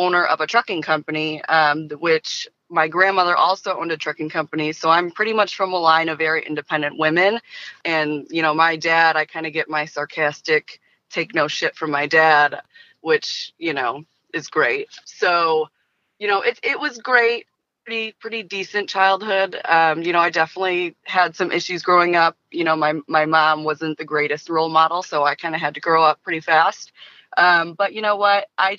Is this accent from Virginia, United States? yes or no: no; Detroit, Michigan, United States; Listen, buddy, I'm from Detroit. I know what it's like to lose.